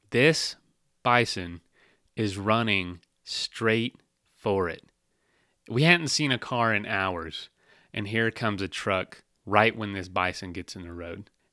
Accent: Florida, United States; I'm from Florida

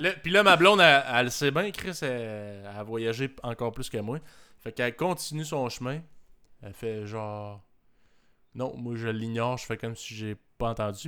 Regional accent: Canada; je viens du Canada

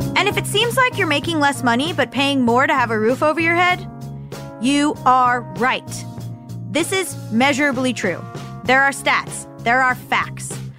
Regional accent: Florida, United States; I'm from Florida

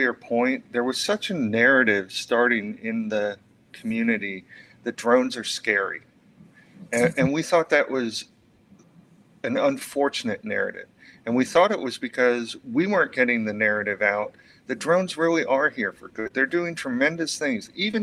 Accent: Fort Myers, Florida, United States; growing up in Florida

